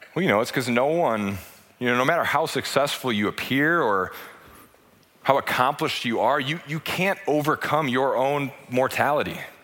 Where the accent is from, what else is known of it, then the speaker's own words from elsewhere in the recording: United States; as an American